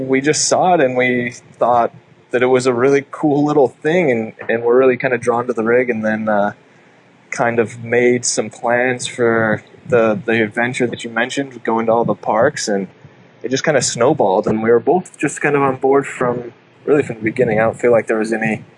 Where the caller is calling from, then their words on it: Shasta Lake, California, United States; So right now we are on Shasta Lake. So it's in Northern California, just like north of Redding, California